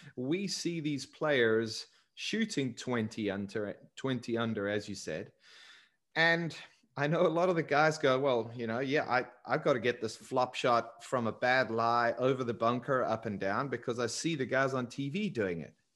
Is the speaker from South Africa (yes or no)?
yes; South Africa; moved away; growing up in South Africa